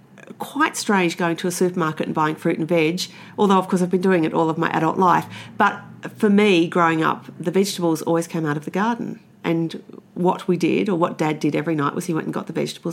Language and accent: English; New Norfolk, Tasmania, Australia; now in Sydney, Australia; I grew up in a valley called the Lachlan Valley, which is outside New Norfolk in the Derwent Valley, south of Tasmania, about 40 k's from Hobart